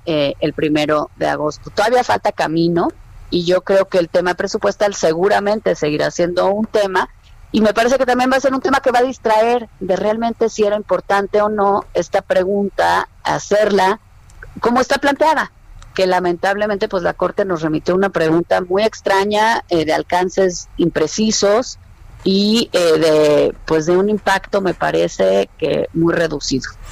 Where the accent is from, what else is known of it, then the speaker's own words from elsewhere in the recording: Mexico; como mexicana